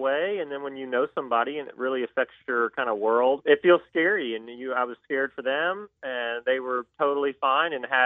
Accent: Georgia, United States; I'm from Georgia

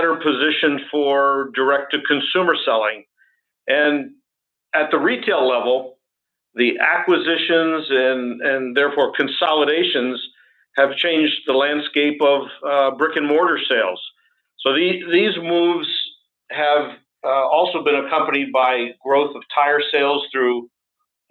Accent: United States; being in this role as an American

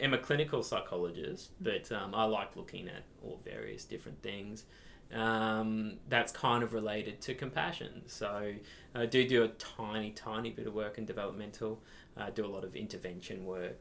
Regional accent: Brisbane, Queensland, Australia; I'm from Brisbane, Brisbane native.

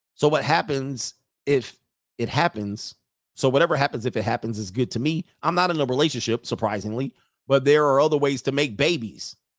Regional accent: California, United States; I'm from California

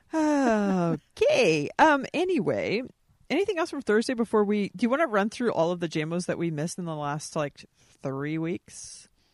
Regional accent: Anaheim, California, United States; I was born in Anaheim

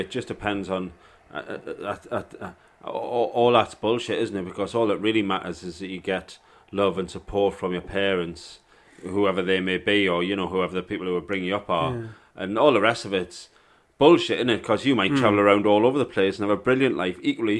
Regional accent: York, Yorkshire and the Humber, United Kingdom; born there; also born or lived in South Africa; Well, I wasn't born there. I was born in York, but, you know.

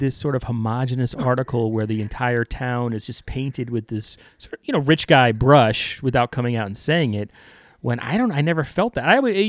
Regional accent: Lake Lincolndale, New York, United States; Brian and I grew up in Lake Lincolndale, and Shenorock and Lake Lincolndale are sort of next to each other in a weird way, separated by woods and old train tracks.

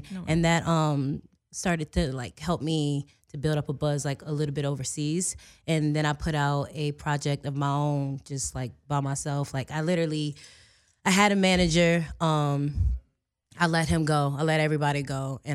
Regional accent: Virginia, United States; because, you know, I'm somewhat of a country girl. I'm from Virginia. All I know is, like, Virginia.

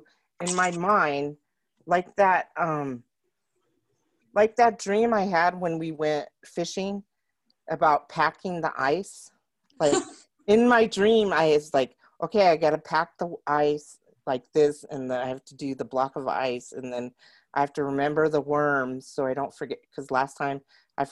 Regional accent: Roswell, United States; I grew up in Roswell

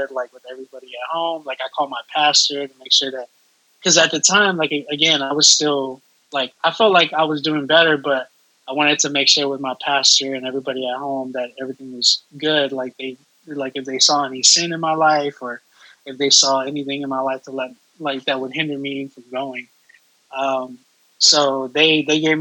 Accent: Texas, United States; I'm from Texas.

